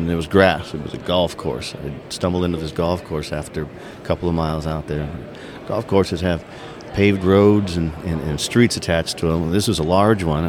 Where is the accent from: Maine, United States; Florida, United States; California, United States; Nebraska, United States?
California, United States; Big Bear; Growing up in Big Bear, California